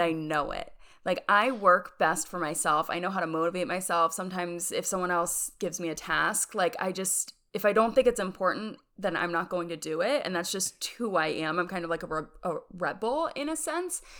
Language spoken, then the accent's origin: English; York, Pennsylvania, United States; moved away as an adult; also born or lived in Rochester, New York; now in Birmingham, Alabama, United States; born in York, Pennsylvania, and that's where I lived up until college